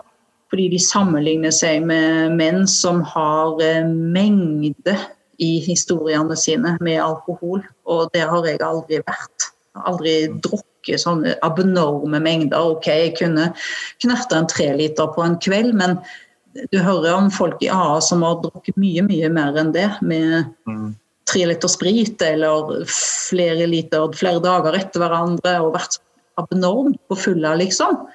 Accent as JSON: {"language": "Norwegian", "region": "Western Norway", "country": "Norway", "accent": "Vestlandet dialect", "said": "jeg har jo en sånn dialekt fra Vestlandet òg, og så har jeg blitt ganske avslepen og snakker litt sånn"}